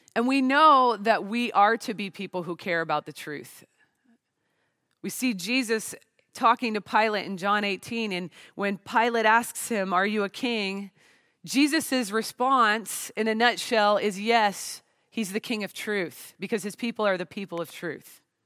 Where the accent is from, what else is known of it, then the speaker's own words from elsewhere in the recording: Portland, Oregon, United States; I'm from the Pacific Northwest of the United States, the Portland, Oregon area